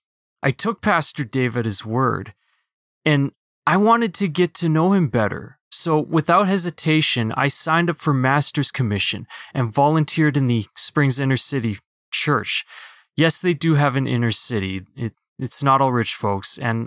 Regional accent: Philippines; Being a Filipino, that was, it was a little bit easier for me to kind of mask my Asian part.

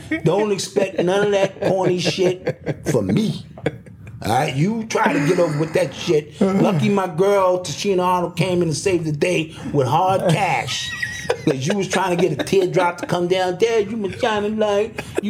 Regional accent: Cuba; Okay, so I come from Cuba.

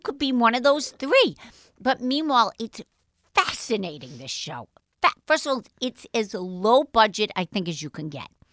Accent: New York City, New York, United States; accent: Brooklynite; I do sound like a Brooklynite. I was born in Jamaica Heights

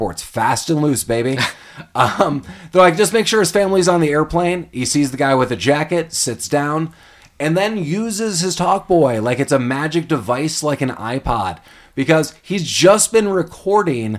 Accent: Chicago, Illinois, United States; moved away; I'm from Chicago

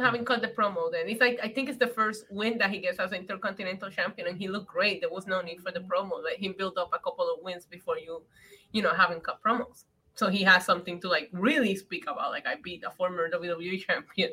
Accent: Puerto Rico; When I growing up in Puerto Rico, we would go to the Bacardi factory

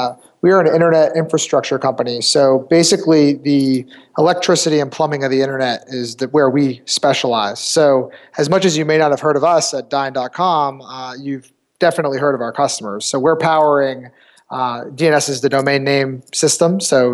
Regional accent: New Hampshire, United States; I'm from New Hampshire, so our company's headquartered in Manchester, New Hampshire. Grew up in the area.

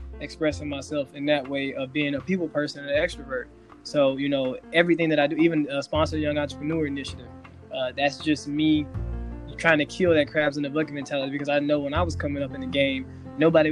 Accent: Helena, Arkansas, United States; moved away as an adult; now in Los Angeles, United States; I'm from Arkansas as well. Went to the University of Arkansas, grew up in Helena, Arkansas

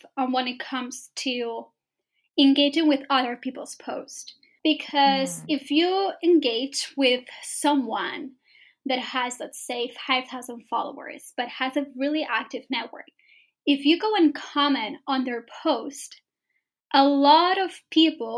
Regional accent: Spain; moved away as an adult; now in London, United Kingdom; moved to London, because I'm from Spain, right? So I moved to London to start my business

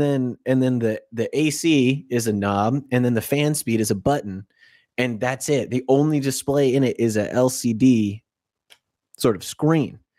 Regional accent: Florida, United States; I'm from Florida

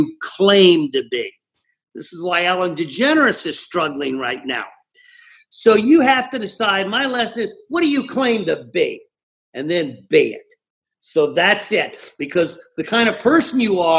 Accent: Ireland; I'm Irish

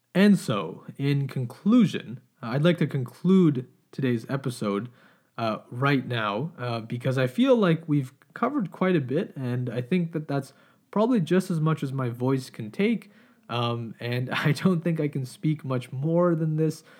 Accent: Canada; as Canadian citizens

